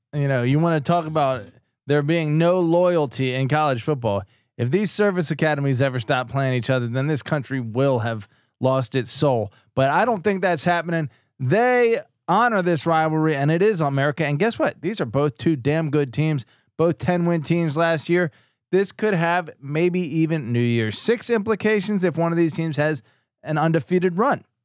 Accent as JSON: {"language": "English", "region": "East Coast", "country": "United States", "tie": "born or raised there", "said": "I grew up on the East Coast"}